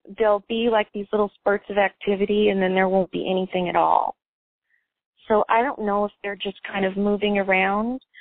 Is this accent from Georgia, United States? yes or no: no; Phoenix, Arizona, United States; I'm from Arizona, okay? So I grew up in Phoenix